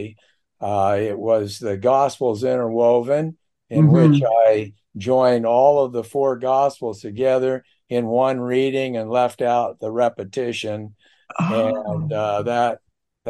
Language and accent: English; Seattle, Washington, United States; moved away as an adult; also born or lived in Houston; I was born and raised in Seattle, Washington.